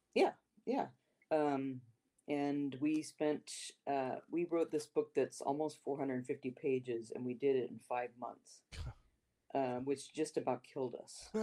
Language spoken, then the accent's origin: English; Modesto, California, United States; also born or lived in Sacramento, California; I was uh, born and raised in Modesto, California, which is in the Central Valley of California